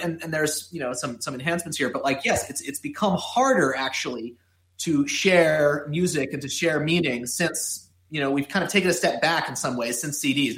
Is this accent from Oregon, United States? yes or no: no; Miami, Florida, United States; growing up in Miami